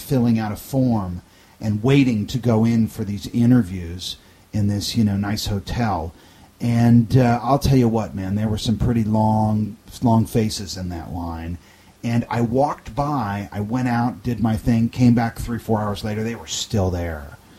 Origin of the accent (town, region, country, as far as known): United States